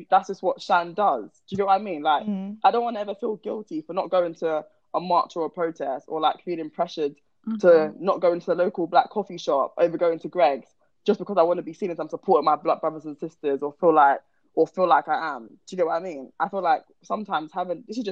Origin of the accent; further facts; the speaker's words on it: Croydon, London, United Kingdom; I'm from Croydon.